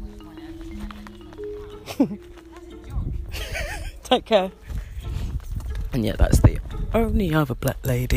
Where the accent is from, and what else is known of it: London, United Kingdom; born or raised there; moved away as an adult